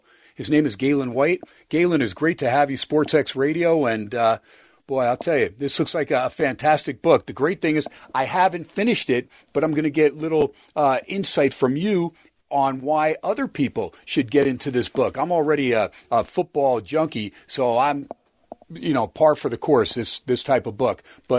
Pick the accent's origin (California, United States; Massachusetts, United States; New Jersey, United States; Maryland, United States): New Jersey, United States; now in Las Vegas, United States; I grew up in Jersey